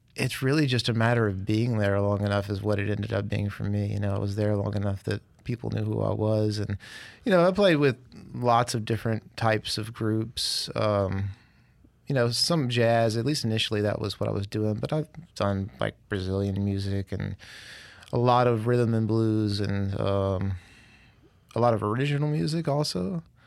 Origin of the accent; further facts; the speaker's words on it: Clarksdale, Mississippi, United States; also born or lived in Opelousas, Louisiana / New Orleans, Louisiana / Jackson, Mississippi; now in Hattiesburg, United States; I'm from Mississippi originally, from Clarksdale. But I really went to high school in Opelousas, Louisiana